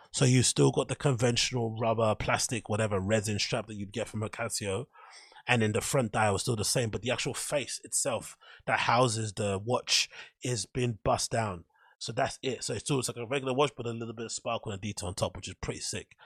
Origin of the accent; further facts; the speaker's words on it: Ends, London, United Kingdom; I grew up in Ends and I'm from a rough part of town